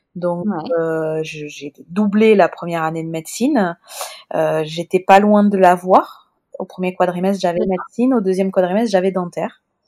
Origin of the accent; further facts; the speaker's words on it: Toulouse, Occitania, France; accent: Toulouse sing-song accent; mon accent chantant toulousain